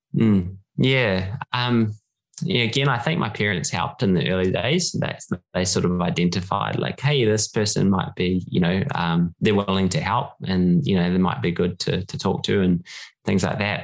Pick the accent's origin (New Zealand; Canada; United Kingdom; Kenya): New Zealand; moved away as an adult; now in Sutherland Shire, Australia; born and bred in New Zealand. Um, it was uh, did all my schooling there, and then um, cricket brought me to Australia eventually when I was in my early twenties.